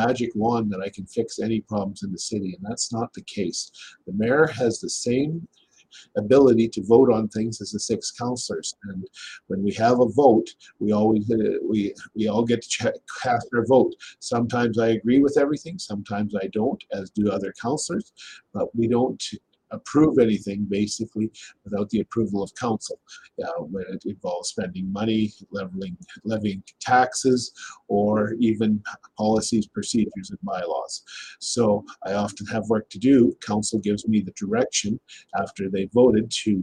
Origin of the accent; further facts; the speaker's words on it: Saskatchewan, Canada; also born or lived in Lloydminster; I was born and raised in Saskatchewan.